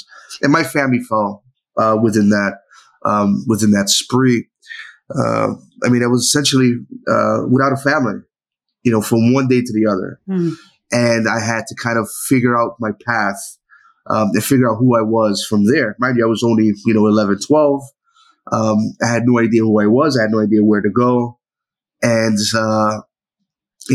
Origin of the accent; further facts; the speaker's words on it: New York City, New York, United States; I grew up in New York City, specifically the Lower East Side.